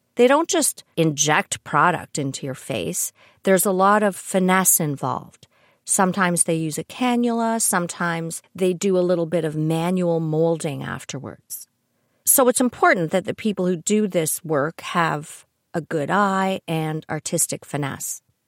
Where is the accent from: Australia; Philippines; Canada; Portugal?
Canada; I'm Canadian